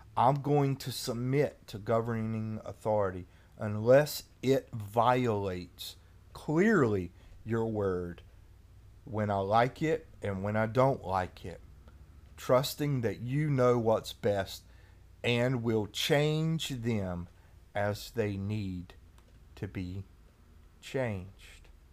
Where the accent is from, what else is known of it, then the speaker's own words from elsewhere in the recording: United States; If I'm a Christian before I am an American